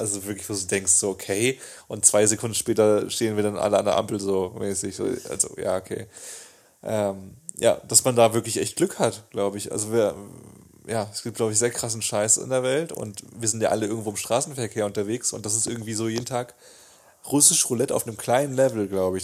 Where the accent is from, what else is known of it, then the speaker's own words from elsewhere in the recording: Bühlertal, Baden-Württemberg, Germany; ich komme ja aus Bülertal oder aus einem Dorf